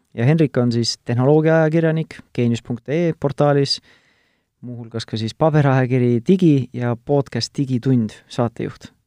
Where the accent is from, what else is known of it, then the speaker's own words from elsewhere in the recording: Tartu, Tartu County, Estonia; mina olen Tartust pärit